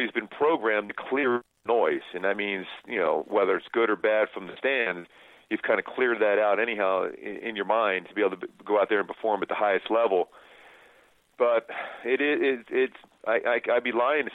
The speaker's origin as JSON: {"language": "English", "town": "Philadelphia", "region": "Pennsylvania", "country": "United States", "tie": "born or raised there", "moved": "yes", "said": "growing up in Philly"}